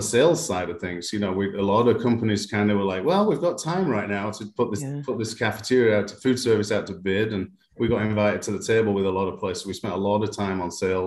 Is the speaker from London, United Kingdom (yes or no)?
no; Manchester, North West England, United Kingdom; moved away as an adult; now in United States; I was born in Manchester, in the northwest of England. My parents moved further north when I was about 16.